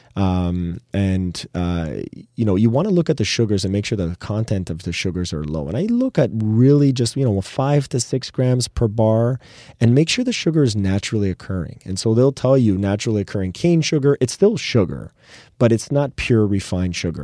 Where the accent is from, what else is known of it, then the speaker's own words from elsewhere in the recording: Canada; we're proudly Canadian